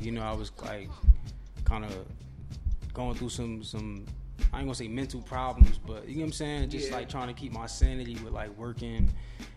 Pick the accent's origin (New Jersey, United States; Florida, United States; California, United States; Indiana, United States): New Jersey, United States; Irvington; moved away as an adult; I'm from Irvington, New Jersey. I'm 27. I think I'm 27 now. I lived out there my whole life. Like, I lived in Jersey for 26 years